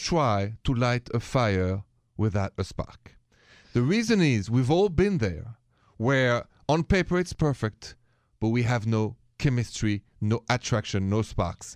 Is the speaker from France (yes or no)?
yes; France; now in United States; from France originally